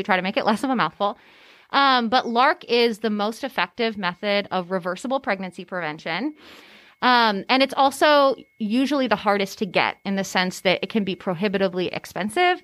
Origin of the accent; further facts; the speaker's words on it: California, United States; moved away as an adult; now in Tennessee, United States; I'm actually from California. I grew up in California.